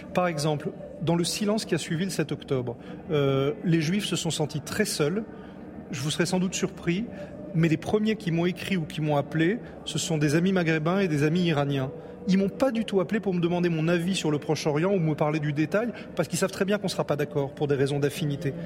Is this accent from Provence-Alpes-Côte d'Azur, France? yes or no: yes; Nice, Provence-Alpes-Côte d'Azur, France; L'endroit où je suis né, où j'ai grandi, c'est Nice